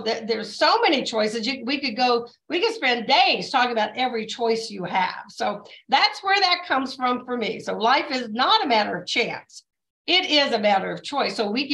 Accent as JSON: {"language": "English", "region": "the South", "country": "United States", "tie": "born or raised there", "said": "So my dad was a colonel in the Air Force. We were raised in the South and we went to the Southern Baptist Church."}